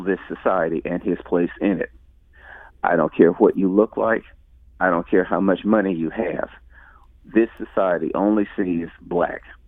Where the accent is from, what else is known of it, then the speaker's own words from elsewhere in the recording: St. Louis, Missouri, United States; I grew up in the Ville. Uh, lived there most of my life